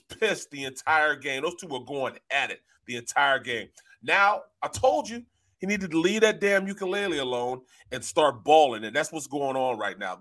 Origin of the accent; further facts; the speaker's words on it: St. Louis, Missouri, United States; I'm from Saint Louis. I'm from Missouri